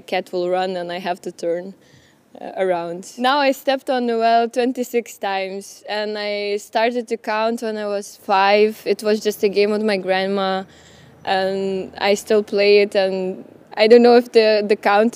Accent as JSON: {"language": "English", "country": "Lithuania", "said": "I'm from Lithuania"}